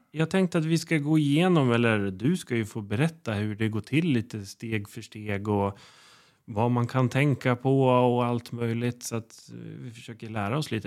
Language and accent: Swedish; Uppsala, Uppsala County, Sweden; now in Gotland, Sweden; Jag är ju själv från Uppsala